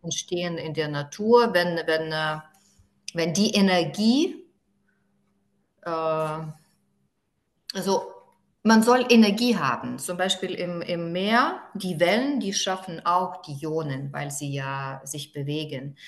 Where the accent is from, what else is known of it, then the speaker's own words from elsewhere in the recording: Druskininkai, Alytus County, Lithuania; German is a second language; ich bin aufgewachsen in Ruskininkai